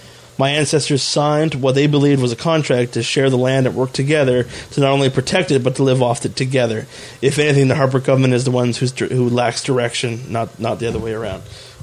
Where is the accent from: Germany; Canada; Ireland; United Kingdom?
Canada; We feel that we are not being treated fairly as Canadian citizens.